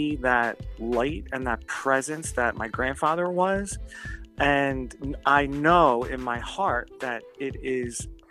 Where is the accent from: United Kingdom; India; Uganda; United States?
United States; Philadelphia, Pennsylvania; now in New Jersey, United States; I live in New Jersey. I'm from Philadelphia